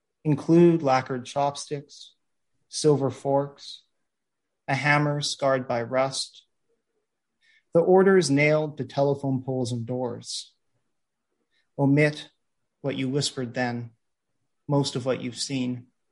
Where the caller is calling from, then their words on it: New York City, New York, United States; I'm calling in from New York City, so I want to acknowledge that where I am right now in New York is unceded ancestral land of the Lenape people